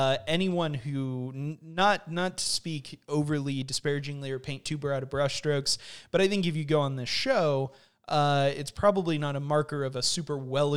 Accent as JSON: {"language": "English", "region": "California", "country": "United States", "said": "We're from Southern California, yeah, so a flight to Los Angeles"}